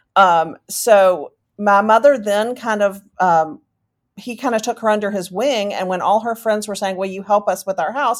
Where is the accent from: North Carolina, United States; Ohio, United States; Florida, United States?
North Carolina, United States; Charlotte; I am from Charlotte, North Carolina. I was born and raised here, moved away for a little bit, and came back